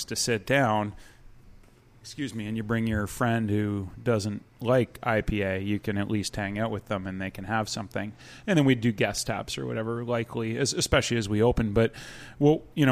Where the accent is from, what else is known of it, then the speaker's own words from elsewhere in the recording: Ontario, Canada; moved away; I'm from Ontario, so I say 2-4